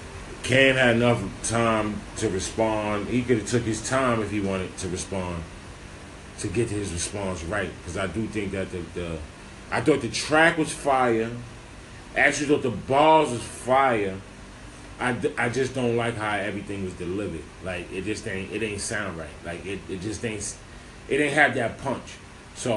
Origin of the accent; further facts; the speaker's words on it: New York City, New York, United States; I'm from Harlem